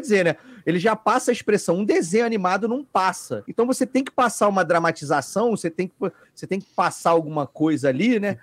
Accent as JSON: {"language": "Portuguese", "town": "Petrópolis", "region": "Rio de Janeiro", "country": "Brazil", "moved": "yes", "lives_now": "Rio de Janeiro, Brazil", "said": "eu sou de Petrópolis, na verdade, eu não sou do Rio. E aí em Petrópolis não tinha uma grande comunidade de uhum. nerd"}